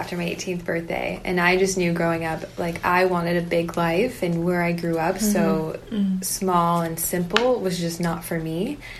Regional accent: Palmdale, California, United States; now in San Diego, United States; We are from a small town called Palmdale.

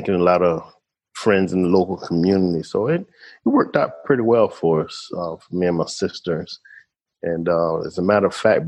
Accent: Washington, District of Columbia, United States; moved away as an adult; now in Panama; we grew up in Washington, D.C., graduated high school

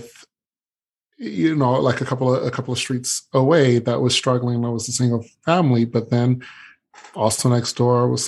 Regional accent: Detroit, Michigan, United States; growing up in Detroit

